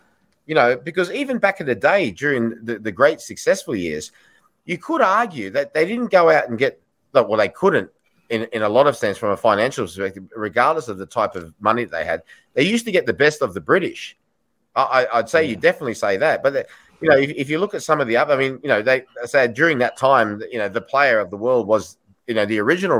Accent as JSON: {"language": "English", "country": "Australia", "moved": "yes", "said": "I'm from Australia"}